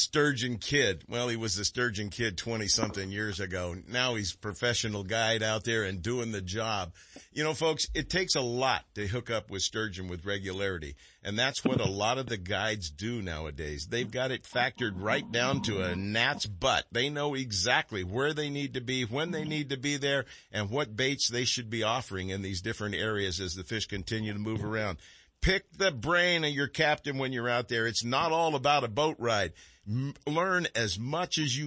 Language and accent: English; California, United States; also born or lived in Texas; I'm a Californian through and through. I was dragged here kicking and screaming from Texas as a kid